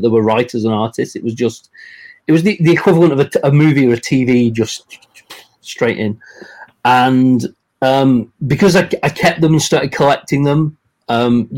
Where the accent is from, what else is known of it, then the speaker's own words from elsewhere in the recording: England, United Kingdom; I grew up here in England